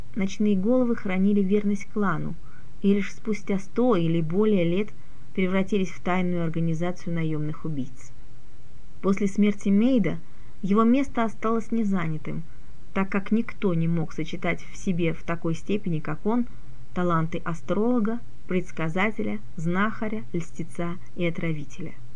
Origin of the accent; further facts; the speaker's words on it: Crimea, Ukraine; moved away; сама родом я из Крыма